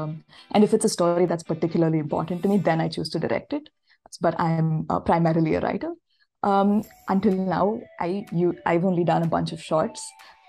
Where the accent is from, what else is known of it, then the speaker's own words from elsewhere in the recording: Chennai, Tamil Nadu, India; moved away as an adult; now in Los Angeles, United States; I'm from Chennai, India, which is where I'm zooming in from today. But I'm currently based in Los Angeles, where I am doing my master's in screenwriting.